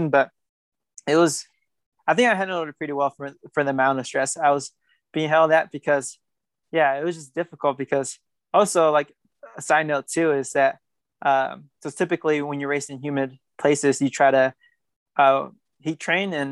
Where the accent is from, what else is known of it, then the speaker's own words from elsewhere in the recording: Guatemala; born there; I was nervous too because it was my first time ever leaving the country and going to Tokyo since I was born in Guatemala.